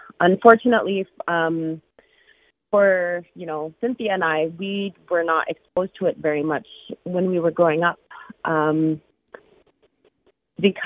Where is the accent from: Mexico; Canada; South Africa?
Canada; the Arctic; moved away; we grew up in the Arctic and we're, you know, grew up in our culture.